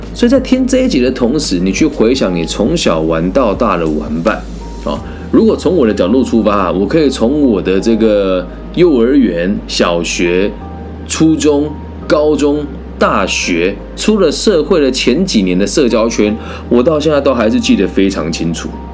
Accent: Taiwan; 我认为我是台湾人，所以我讲汉文很正常嘛

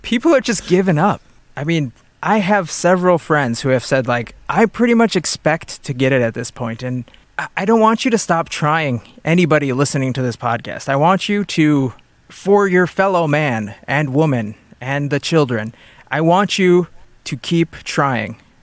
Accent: United States; as an American

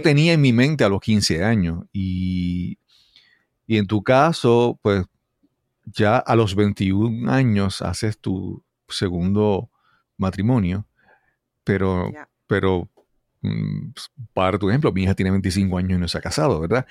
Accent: Puerto Rico; soy puertorriqueño nacido en Puerto Rico

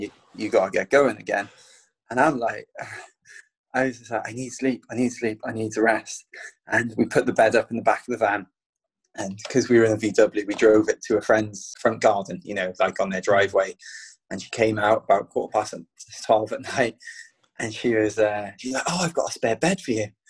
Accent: Penarth, Wales, United Kingdom; running through my hometown

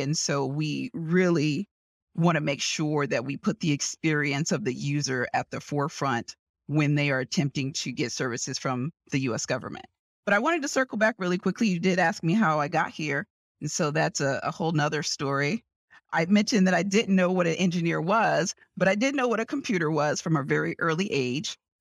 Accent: New York City, New York, United States; moved away as an adult; also born or lived in Houston; now in Washington, D.C. area, United States; I grew up in New York City. in Manhattan, on the Lower East Side of Manhattan

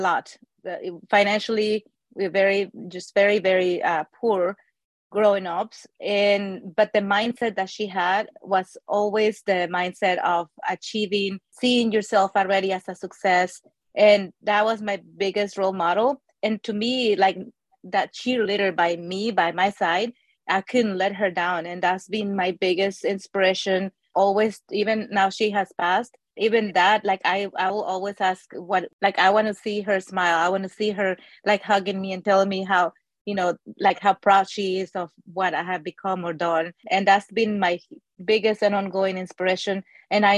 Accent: Mexico City, Mexico; moved away as an adult; also born or lived in Austin, Texas; now in United States; I grew up in Mexico City.

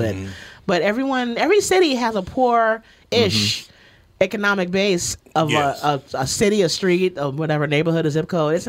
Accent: New York City, New York, United States; There was a time years ago where I would be a little bit ashamed to say I'm from the Bronx.

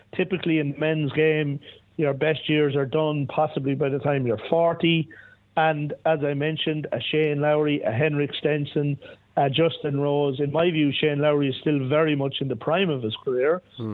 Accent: Ireland; as an Irish guy

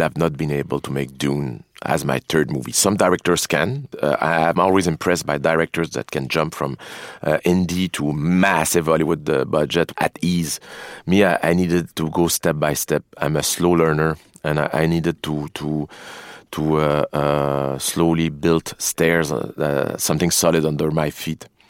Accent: Quebec, Canada; also born or lived in Montreal; being a Canadian and being raised in the suburb of, uh, United States

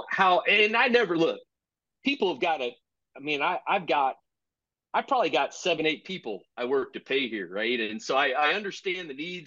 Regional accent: East Texas, United States; also born or lived in Baton Rouge, Louisiana; now in Michigan, United States; I grew up in East Texas

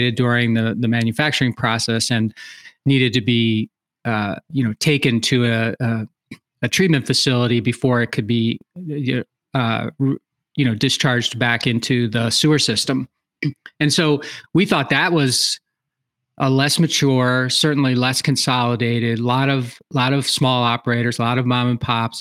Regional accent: outside of Philadelphia, Pennsylvania, United States; moved away as an adult; now in Wisconsin, United States; I was born outside of Philadelphia, Pennsylvania, and lived there pretty much in the same, you know, 1 mile area for, you know, till I got out of college

